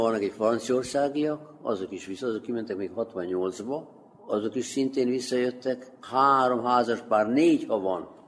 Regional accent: Debeljača, Vojvodina, Serbia; moved away as an adult; also born or lived in Stuttgart, Germany; Itt születtem, Torontálvásárhelyén, igen, az 1970-ben kimentem külföldre, Németországban, Stuttgartban éltem

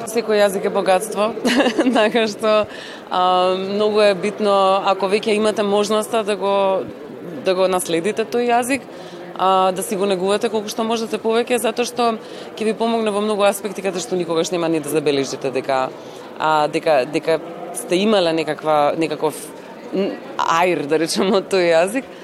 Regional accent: Skopje, North Macedonia; писателка сум од Македонија, од Скопје

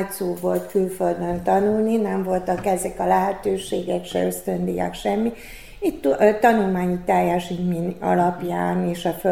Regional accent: Senta, Vojvodina, Serbia; moved away as an adult; also born or lived in Szeged, Hungary; az Szentán végezze, magyar, magyar nyelven végeztem.

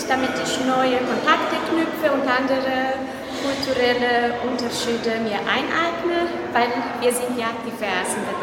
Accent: Cluj-Napoca, Cluj County, Romania; ich komme aus Klausenburg, Rumänien.

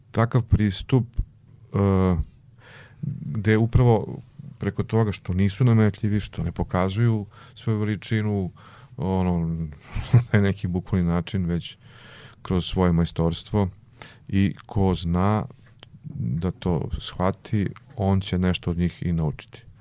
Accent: Vlasotince, Jablanica District, Serbia; moved away; ja sam rekao, sam iz Vlasutinca, on rekao, o, provincijalac.

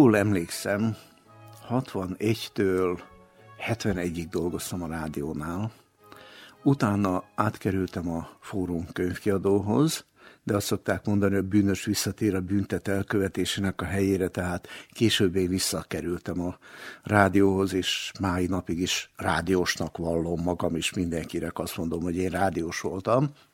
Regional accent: Novi Sad, Vojvodina, Serbia; also born or lived in Slovenia; én magam is Szlovéniában születtem, de nagyon korán, még egész kisgyerekként kerültünk le Újvidékre

